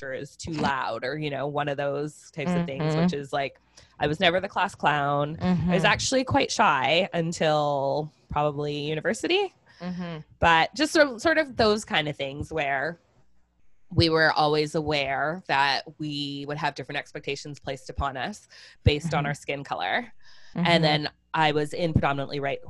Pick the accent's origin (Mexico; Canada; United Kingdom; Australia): Canada; I was born in Canada